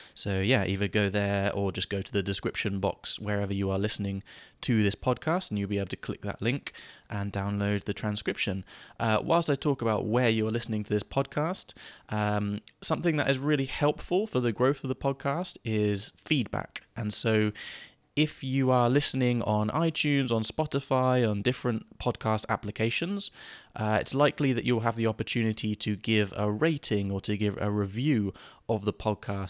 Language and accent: English; England, United Kingdom; an English person